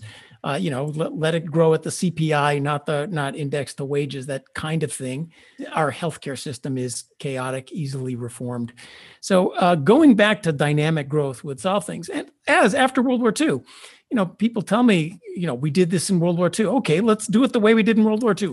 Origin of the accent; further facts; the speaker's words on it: Chicago, Illinois, United States; moved away; I came from Chicago.